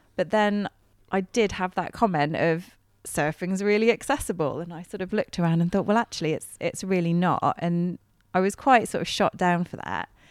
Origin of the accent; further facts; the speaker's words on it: Bristol, South West England, United Kingdom; moved away as an adult; I'm from Bristol anyway, so I'm, you know, I'm a city girl at heart